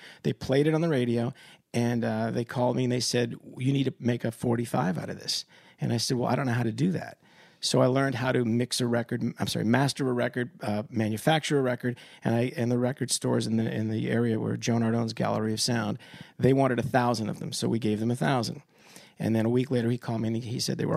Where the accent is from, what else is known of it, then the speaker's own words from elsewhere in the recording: Wilkes-Barre, Pennsylvania, United States; coming to my hometown doing a show in Wilkes-Barre, Pennsylvania